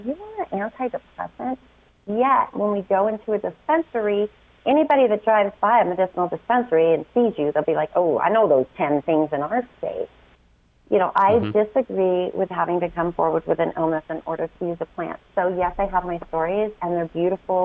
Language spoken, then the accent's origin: English; Utah, United States; also born or lived in Chicago; I live in Utah most of the time. I grew up here